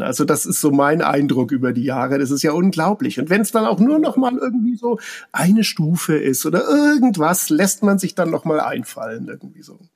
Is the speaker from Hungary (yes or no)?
no; Nuremberg, Bavaria, Germany; Ich komme ja auch aus Nürnberg